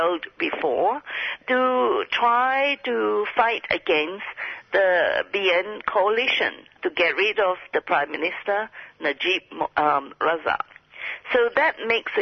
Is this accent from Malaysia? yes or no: yes; Kuantan, Pahang, Malaysia; a industrial park in Malaysia near Kuantan, happens to be my hometown